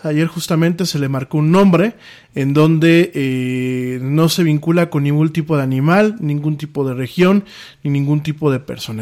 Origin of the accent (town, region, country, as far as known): Mexico